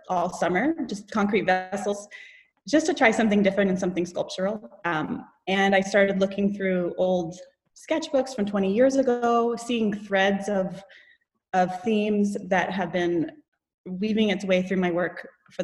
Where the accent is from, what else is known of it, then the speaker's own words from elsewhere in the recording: Homer, Alaska, United States; I grew up here in Homer